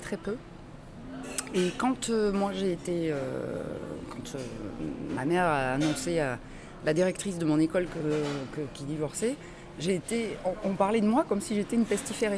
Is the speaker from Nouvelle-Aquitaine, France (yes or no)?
yes; Bordeaux, Nouvelle-Aquitaine, France; also born or lived in Tarbes; je ne suis pas née à Bordeaux, je suis née à Tarbes, mais dans les, dans les Hautes-Pyrénées, mais je, je, suis arrivée à Bordeaux toute petite bébé même. Et à 6-8 ans, je me revois, j'habitais à Bordeaux-Codéran